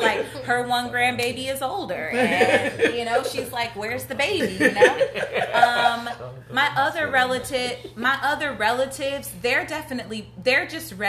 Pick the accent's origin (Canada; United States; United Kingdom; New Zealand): United States; Midwest; now in Los Angeles, United States; I came from the Midwest.